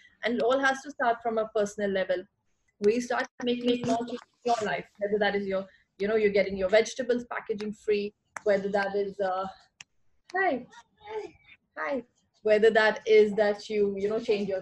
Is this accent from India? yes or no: yes; India; knowing the culture that I come from, being an Indian